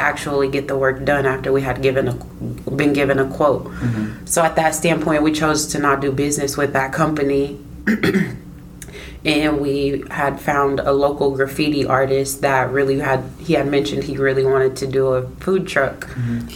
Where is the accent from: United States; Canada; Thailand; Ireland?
United States; Des Moines, Iowa; am from Des Moines, Iowa, born and raised.